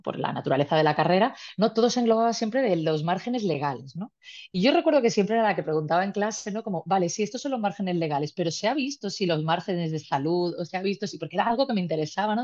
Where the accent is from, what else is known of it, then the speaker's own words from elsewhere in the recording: Málaga, Andalusia, Spain; yo soy de origen malagueño